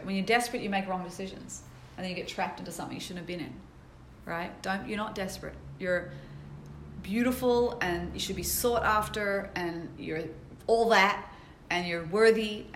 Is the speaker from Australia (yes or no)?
yes; Sydney, New South Wales, Australia; moved away; I grew up in Sydney, Australia, jumping around with the kangaroos